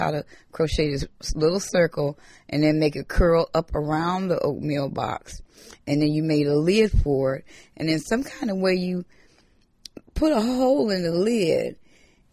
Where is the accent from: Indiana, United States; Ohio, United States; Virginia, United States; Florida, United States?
Ohio, United States; Akron; also born or lived in Birmingham, Alabama; I came to Akron, Ohio when I was about 2 years old